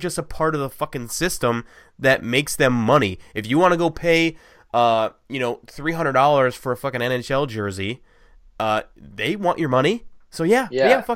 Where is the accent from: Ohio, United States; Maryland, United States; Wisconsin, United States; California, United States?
Ohio, United States; I'm from Ohio